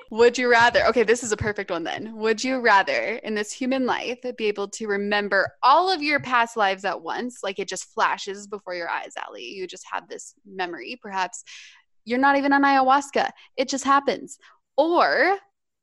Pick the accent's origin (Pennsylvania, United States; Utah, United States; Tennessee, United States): Utah, United States; accent: Utah; my Utah accent